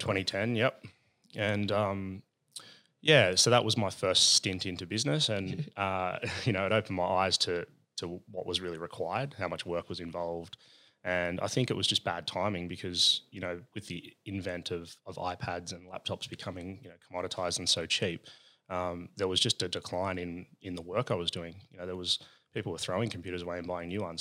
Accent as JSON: {"language": "English", "town": "Sydney", "region": "New South Wales", "country": "Australia", "said": "I'm from La Perouse"}